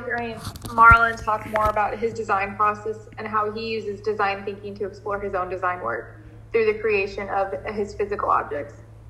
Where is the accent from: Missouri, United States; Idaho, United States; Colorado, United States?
Missouri, United States; outside St. Louis; now in New Orleans, United States; I'm originally from outside St. Louis, Missouri